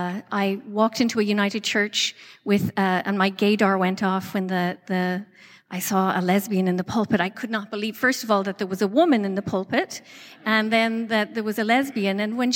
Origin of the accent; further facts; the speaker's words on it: Ireland; So I identify as lesbian, as queer, as Irish, as Catholic, as Protestant.